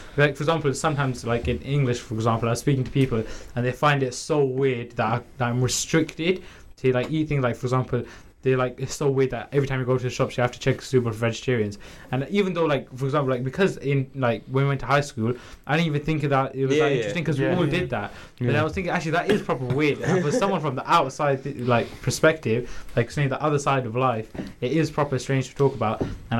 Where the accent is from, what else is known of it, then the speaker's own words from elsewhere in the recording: Pakistan; because it was expected to read namaz because I'm Pakistani, because that's the predominant religion that resides within Pakistan